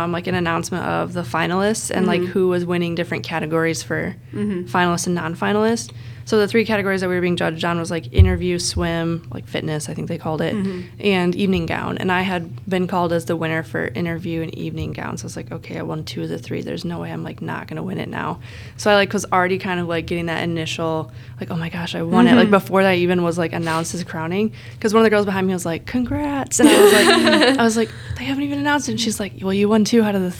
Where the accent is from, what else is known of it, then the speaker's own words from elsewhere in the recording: Spring Lake / Grand Haven area, Michigan, United States; my hometown people and like my family usually goes out to that one